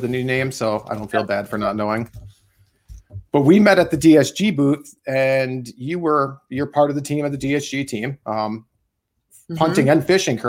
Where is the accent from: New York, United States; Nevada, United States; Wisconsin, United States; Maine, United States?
Wisconsin, United States; I'm also a Wisconsin local.